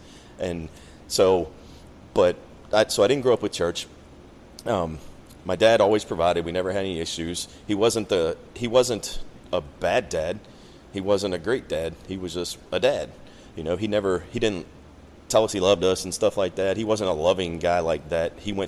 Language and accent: English; Maryland, United States; moved away as an adult; I'm originally from Maryland.